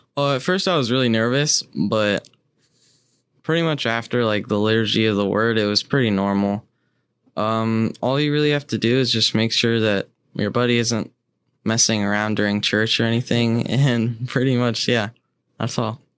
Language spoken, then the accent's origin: English; Elkhart, Indiana, United States; I was born in Elkhart. Um, I've gone to Saint Thomas since kindergarten